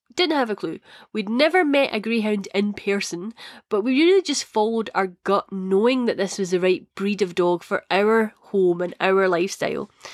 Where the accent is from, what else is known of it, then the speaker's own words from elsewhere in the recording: Scotland, United Kingdom; accent: Scottish; my Scottish accent.